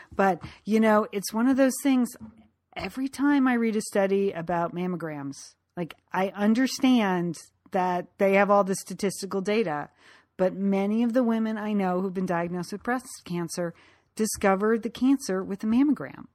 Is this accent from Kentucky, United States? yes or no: no; Connecticut, United States; moved away; from growing up in Connecticut from high school